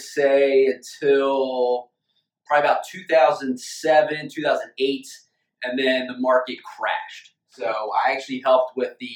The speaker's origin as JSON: {"language": "English", "town": "Wilmington", "region": "Delaware", "country": "United States", "tie": "born or raised there", "said": "I'm born and raised in Wilmington, Delaware"}